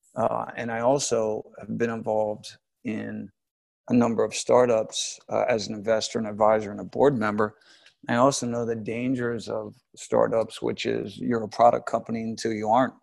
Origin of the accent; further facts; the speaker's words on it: United States; moved away as an adult; also born or lived in New York; now in London, United Kingdom; I'm an American.